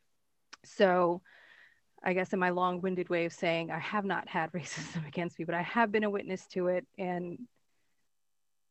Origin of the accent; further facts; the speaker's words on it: Connecticut, United States; I grew up in a very multicultural area of Connecticut.